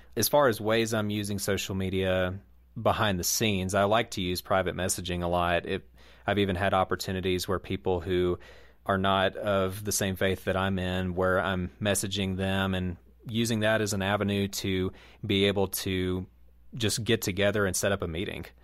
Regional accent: Southeast, United States; in the Southeast where I grew up

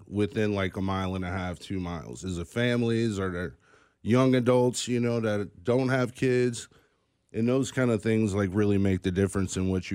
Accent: St. Louis, Missouri, United States; now in Kansas City, United States; I am actually from St. Louis. So I grew up in St. Louis

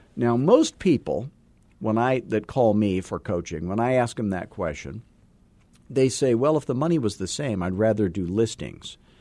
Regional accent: Scottsdale, Arizona, United States; I am from Scottsdale, Arizona

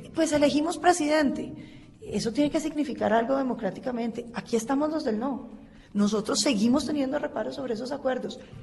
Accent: Colombia; nosotros como colombianos

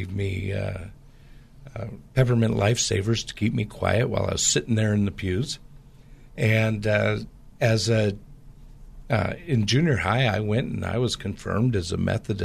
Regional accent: Portland area, Pacific Northwest, United States; I grew up in the Pacific Northwest

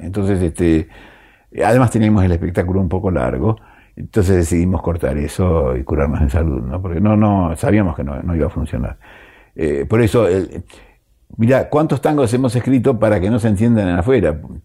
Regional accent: Argentina; uno como argentino, como gente argentino

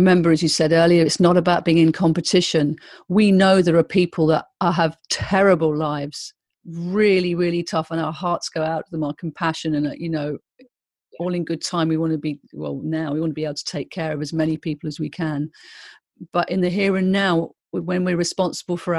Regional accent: United Kingdom; as British people

